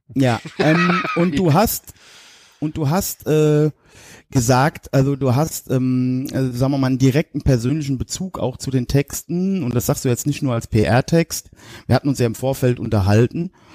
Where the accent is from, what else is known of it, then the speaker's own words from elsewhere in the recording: Westerwald, Germany; bei uns im Westerwald